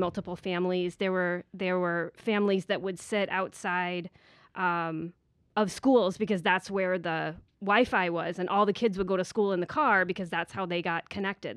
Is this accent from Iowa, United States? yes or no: yes; Iowa, United States; moved away as an adult; also born or lived in Indiana; now in Manhattan Beach, United States; I was born and raised in Iowa